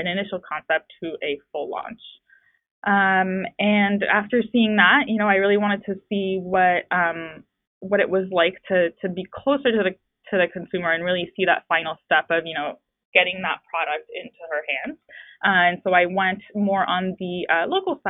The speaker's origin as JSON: {"language": "English", "country": "France", "tie": "born or raised there", "moved": "yes", "said": "I grew up in France"}